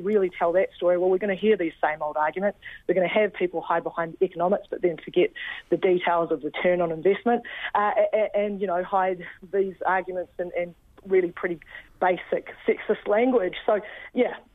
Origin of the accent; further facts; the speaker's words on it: Wellington, New Zealand; my hometown in Wellington